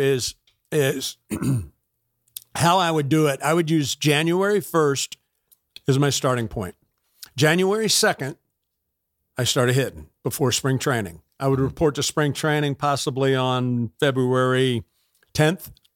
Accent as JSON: {"language": "English", "town": "Tampa", "region": "Florida", "country": "United States", "tie": "born or raised there", "also_born_or_lived": "Georgia"}